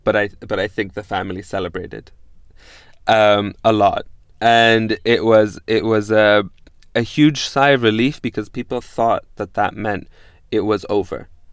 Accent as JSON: {"language": "English", "country": "Pakistan", "tie": "born or raised there", "also_born_or_lived": "Damascus, Syria", "said": "I was born in Damascus, Syria, and I was raised in, in Pakistan by uh, a Lebanese mother and a Pakistani father"}